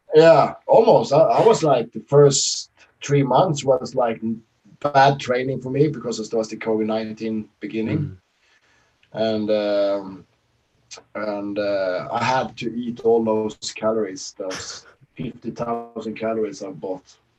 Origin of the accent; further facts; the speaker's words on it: Sweden; now in Norway; I live uh, from my hometown in Sweden. I'm Swedish.